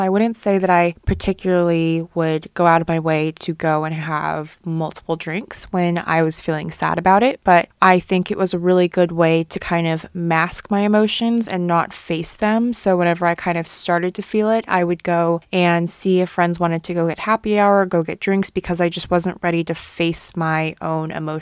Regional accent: Guangzhou, Guangdong, China; moved away; growing up in Guangzhou and having that background

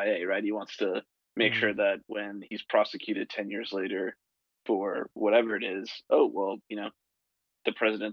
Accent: United States; I'm American

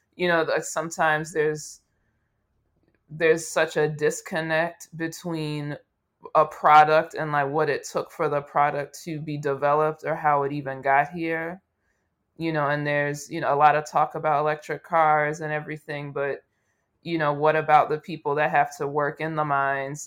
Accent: United States

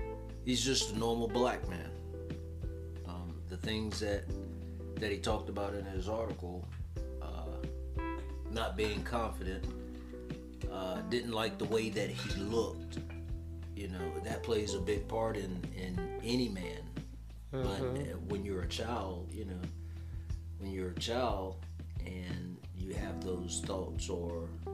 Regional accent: United States; growing up in America, any black man, if you don't look a certain way, you know, if you got dark skin, I'm dark skin

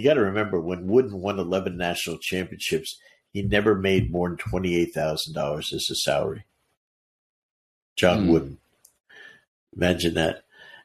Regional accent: New Jersey, United States; growing up in New Jersey

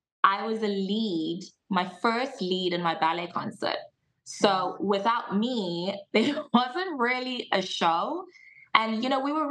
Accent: Johannesburg, Gauteng, South Africa; also born or lived in Cape Town, South Africa; I was born in Johannesburg, South Africa, which is probably like our New York of Africa. Mm-hmm. I grew up there my whole life

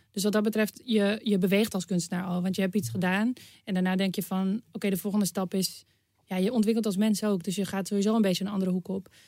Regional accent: Amsterdam, North Holland, Netherlands; Eh, Nederland. Ja, Amsterdam.

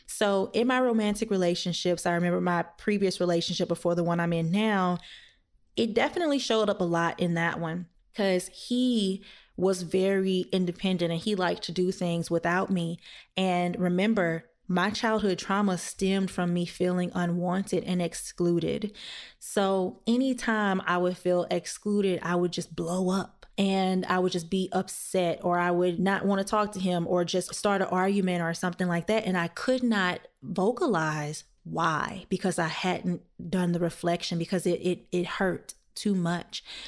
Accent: the South, United States; I am black and I'm from the South

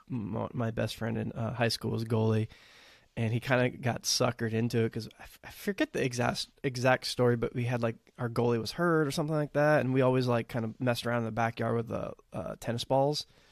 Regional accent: Texas, United States; I'm growing up in Texas

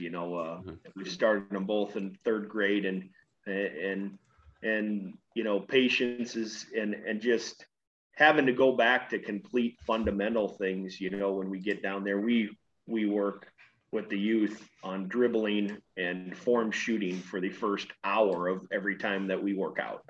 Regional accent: Corwith, Iowa, United States; also born or lived in Vinton, Iowa; I grew up about 16 miles away from Algona in small town Corwith, Iowa

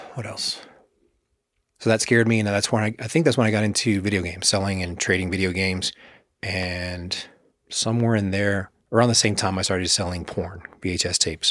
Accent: Texas, United States; growing up in Texas, conservative state, especially in the eighties and nineties

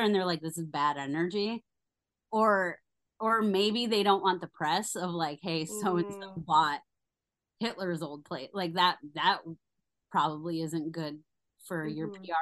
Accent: Denver, Colorado, United States; moved away; I'm from Colorado

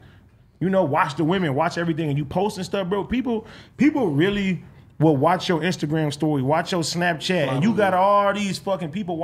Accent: Compton, California, United States; I'm coming from Compton

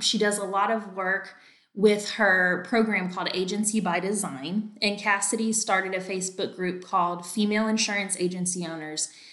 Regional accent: North Carolina, United States; now in Texas, United States; I'm actually from North Carolina

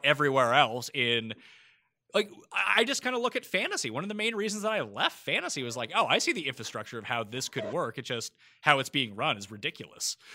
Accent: Halifax, Nova Scotia, Canada; moved away as an adult; also born or lived in Toronto / New York; I'm from Halifax, which is a medium-sized Canadian city

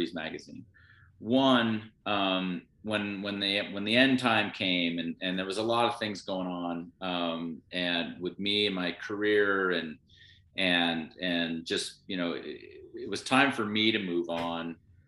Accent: Sun Valley, Idaho, United States; I grew up in Sun Valley, Idaho. We moved there when I was 7.

